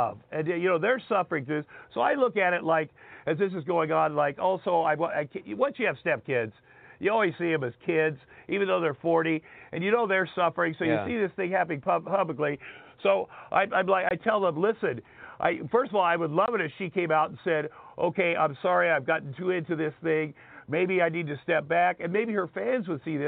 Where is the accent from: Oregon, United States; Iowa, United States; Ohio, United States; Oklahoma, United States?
Iowa, United States; Southeast; moved away; I grew up in Southeast Iowa, so I'd never been around different kinds of people